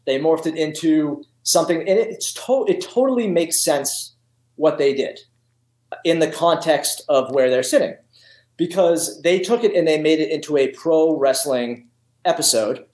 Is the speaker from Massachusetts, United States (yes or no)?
yes; Massachusetts, United States; I'm from Massachusetts, and I was born and raised in Massachusetts